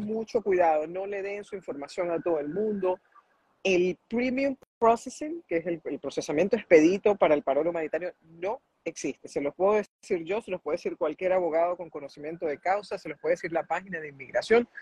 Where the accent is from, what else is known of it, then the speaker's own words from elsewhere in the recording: Venezuela; now in United States; yo soy venezolana